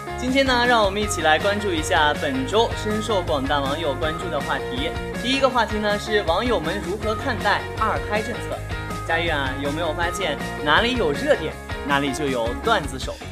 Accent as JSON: {"language": "Chinese", "region": "Gansu", "country": "China", "moved": "as an adult", "lives_now": "Longyan, China", "said": "身为甘肃的小编"}